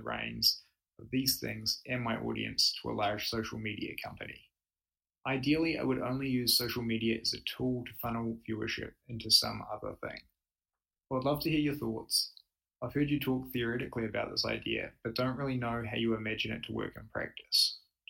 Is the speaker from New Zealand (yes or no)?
yes; New Zealand; now in United States; I'm a Kiwi currently living in the US